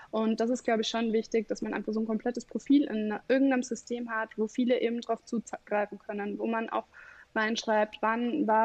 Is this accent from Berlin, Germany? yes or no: no; Bavaria, Germany; now in Leipzig, Germany; Ähm, also ich komme aus Bayern, bin jetzt hier in Leipzig und habe lustigerweise extrem viele Kunden aus Bayern.